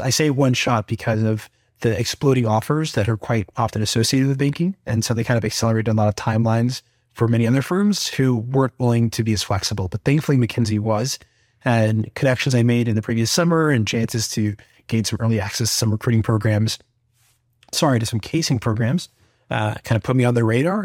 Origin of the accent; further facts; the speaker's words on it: Atlanta, Georgia, United States; born and raised in Atlanta, Georgia, where I actually went to high school and college here at Emory University.